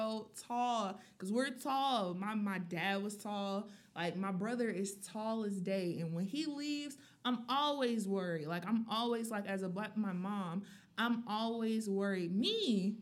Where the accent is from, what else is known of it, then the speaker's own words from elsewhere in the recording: Atlanta, Georgia, United States; I'm from Atlanta, Georgia